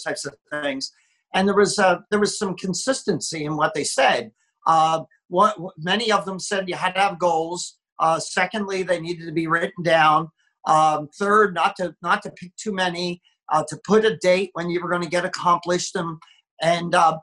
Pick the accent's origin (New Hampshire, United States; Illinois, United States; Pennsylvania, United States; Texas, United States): Pennsylvania, United States; Philadelphia; moved away as an adult; now in Southern California, United States; I live in Southern California, but I grew up in the Philadelphia, Pennsylvania area